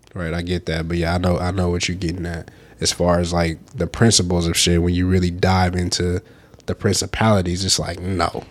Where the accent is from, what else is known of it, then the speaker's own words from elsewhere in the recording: the South, United States; we from the South